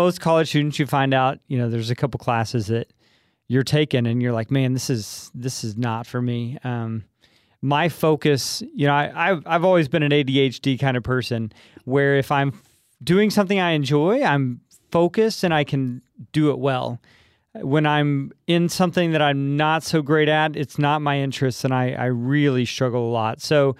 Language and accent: English; Coleman, Texas, United States; moved away; I grew up in Coleman, Texas, south of Abilene.